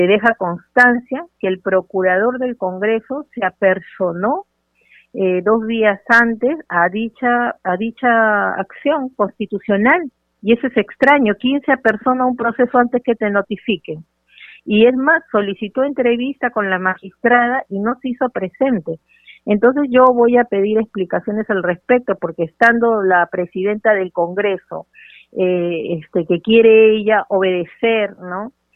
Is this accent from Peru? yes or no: yes; Peru